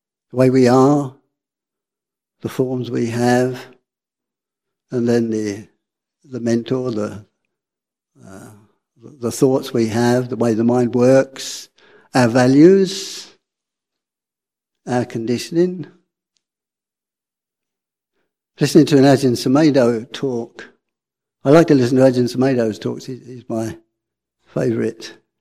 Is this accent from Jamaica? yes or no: no; London, United Kingdom; accent: working class; I'm working class. You can probably hear from my accent. I was born in North London